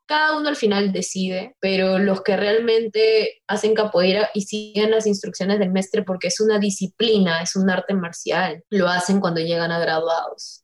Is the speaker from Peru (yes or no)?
yes; Peru; soy la única peruana